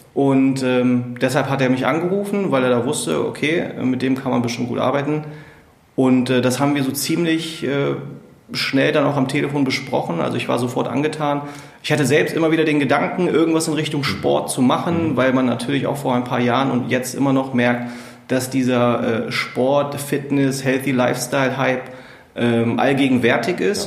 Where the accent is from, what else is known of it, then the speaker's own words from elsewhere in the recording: Braunschweig, Lower Saxony, Germany; Ich bin gebürtiger Braunschweiger